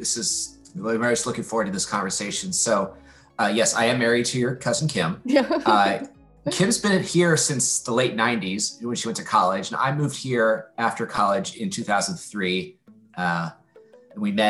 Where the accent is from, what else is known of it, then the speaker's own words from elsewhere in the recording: Kansas, United States; I did an internship with the governor of my home state, Kansas. I went to the University of Kansas.